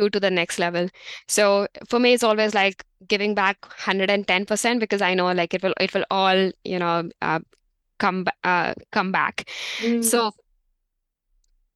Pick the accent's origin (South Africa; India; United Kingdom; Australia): India; moved away as an adult; now in New Zealand; being an Indian